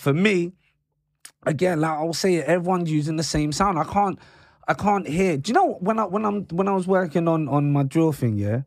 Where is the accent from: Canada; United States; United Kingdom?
United Kingdom; London; I grew up in London.